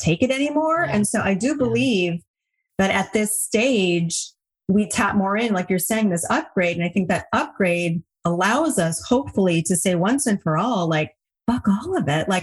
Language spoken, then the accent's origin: English; Hawaii, United States; I grew up in Hawaii